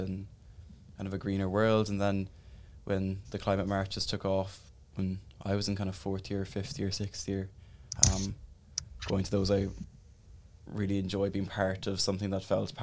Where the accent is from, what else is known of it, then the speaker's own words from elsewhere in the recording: Newcestown, Munster, Ireland; I'm from Newcestown, which is kind of outside Bandon.